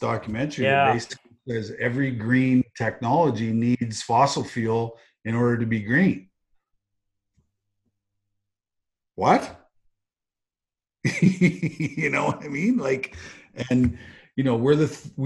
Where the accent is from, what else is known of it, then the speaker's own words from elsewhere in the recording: Russell, Manitoba, Canada; moved away; I grew up in a farming community in Manitoba